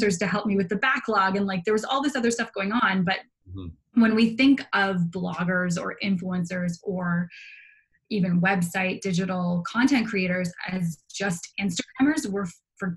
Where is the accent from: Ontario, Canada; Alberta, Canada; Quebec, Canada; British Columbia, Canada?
Ontario, Canada; Toronto; moved away as an adult; now in Halifax, Canada; I grew up in downtown Toronto.